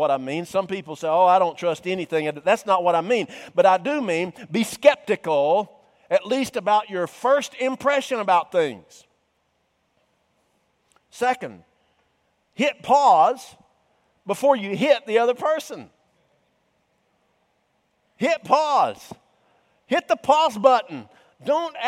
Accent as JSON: {"language": "English", "town": "Cumming", "region": "Georgia", "country": "United States", "tie": "born or raised there", "said": "I was raised in the North Georgia mountains. He knew that I was a native of Cumming"}